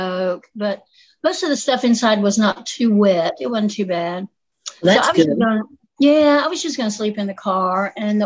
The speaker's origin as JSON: {"language": "English", "region": "Appalachia", "country": "United States", "accent": "southern", "said": "I'll tell you how Appalachian I am"}